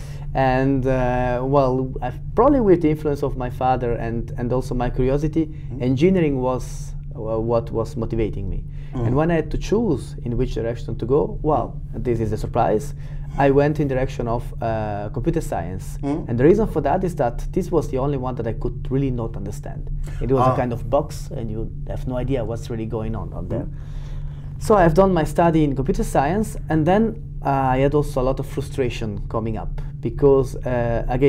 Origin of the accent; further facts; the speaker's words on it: Switzerland; I'm coming from Switzerland.